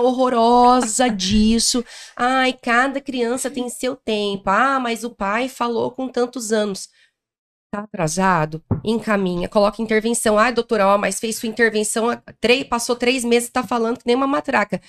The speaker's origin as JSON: {"language": "Portuguese", "region": "Paraná", "country": "Brazil", "said": "eu sou do interior do Paraná, de uma cidade chamada Moarama, fica ali pertinho do Paraguai"}